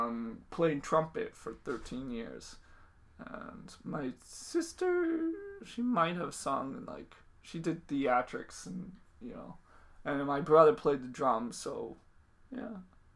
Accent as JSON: {"language": "English", "town": "Milton", "region": "Massachusetts", "country": "United States", "tie": "born or raised there", "said": "Is a loose term for where I grew up. I grew up within, like, throwing distance of Boston."}